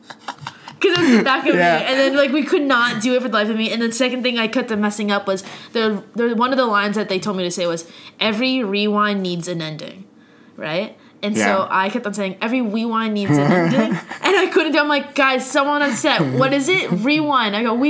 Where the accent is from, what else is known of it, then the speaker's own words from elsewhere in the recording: Ottawa, Ontario, Canada; that was like my hometown, I've gone to concerts there for years and years.